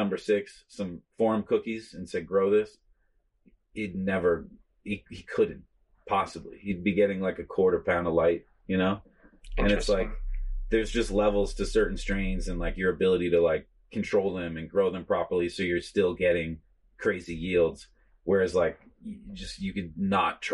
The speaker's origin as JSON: {"language": "English", "region": "East Coast", "country": "United States", "also_born_or_lived": "New York / Maine", "moved": "yes", "said": "I come from the East Coast. Like I'm not from California"}